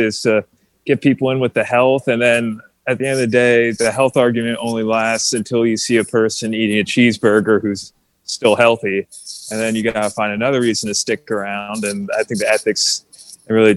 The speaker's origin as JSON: {"language": "English", "region": "New Jersey", "country": "United States", "tie": "born or raised there", "also_born_or_lived": "Gettysburg, Pennsylvania", "moved": "as an adult", "said": "I grew up in New Jersey."}